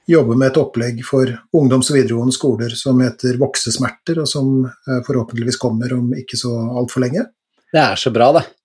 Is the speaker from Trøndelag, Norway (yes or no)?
yes; Trøndelag, Norway; now in Eastern Norway; Siden jeg flytta til Østlandet fra Trøndelag.